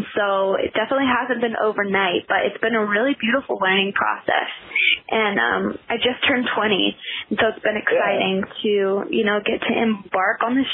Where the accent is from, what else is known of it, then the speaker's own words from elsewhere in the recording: Nashville, Tennessee, United States; I was born and raised in Nashville. I still live in Nashville.